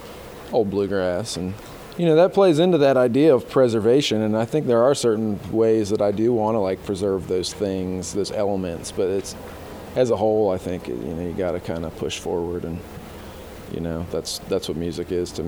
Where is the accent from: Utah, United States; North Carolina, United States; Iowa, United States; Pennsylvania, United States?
North Carolina, United States; Chapel Hill; now in Asheville, United States; where I grew up in Chapel Hill